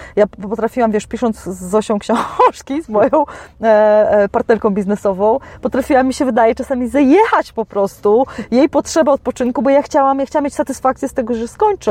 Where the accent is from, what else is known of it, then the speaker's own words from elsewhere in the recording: Poland; jestem z Polski